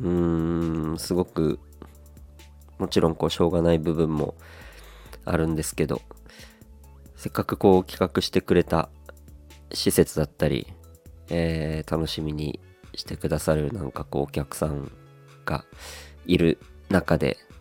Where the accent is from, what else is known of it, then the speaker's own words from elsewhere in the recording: Aomori, Japan; now in Kanto, Japan; 僕はこう青森出身雪国出身でございまして